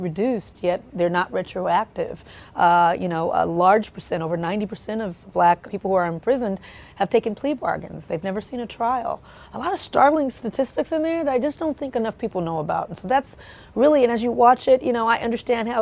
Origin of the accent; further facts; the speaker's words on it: Compton, California, United States; I grew up in Compton, California, and it was just a very robust police presence